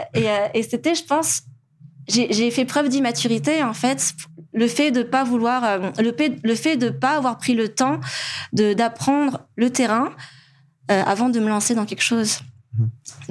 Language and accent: French; Madagascar; moved away as an adult; also born or lived in France; en tant que malgache